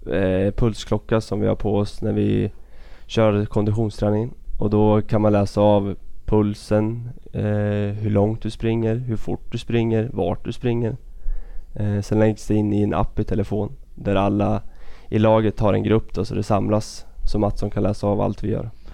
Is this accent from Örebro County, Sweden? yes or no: yes; Örebro County, Sweden; Vi bor i en liten by tre mil därifrån. Det var där jag växte upp